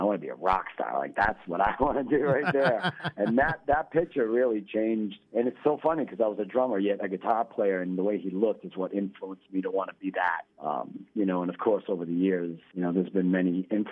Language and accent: English; Lawrence, Massachusetts, United States; my actual house that I grew up in Lawrence